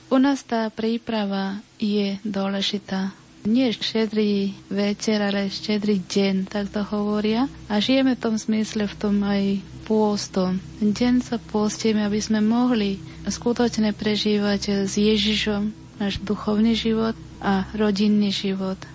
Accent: India; Slovak is a second language; now in Nitra, Slovakia; tu dve sme z Indie

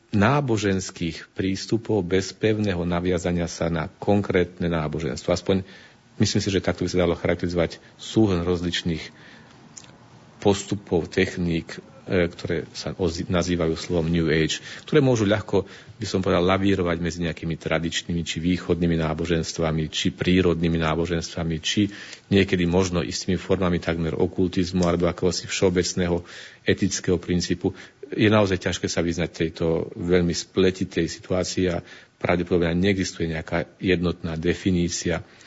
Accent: Slovakia; moved away as an adult; also born or lived in Italy; keď som pred 27 rokmi už odchádzal zo Slovenska, keď som vyrástol ešte v tajšom Československu

